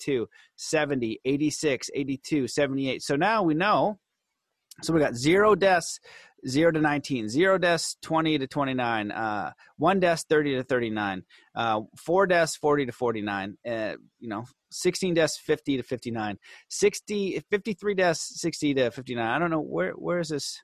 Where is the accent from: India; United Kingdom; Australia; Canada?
Canada; I'm Canadian